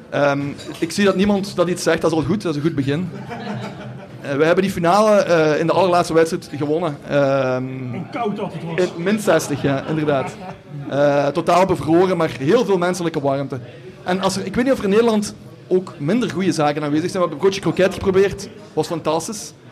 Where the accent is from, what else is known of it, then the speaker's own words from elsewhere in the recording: Hasselt, Flanders, Belgium; ik kom uit België